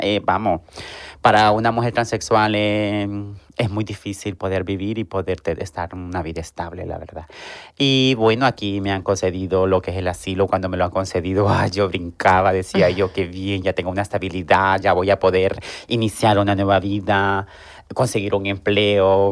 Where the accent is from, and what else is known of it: Honduras; now in Seville, Spain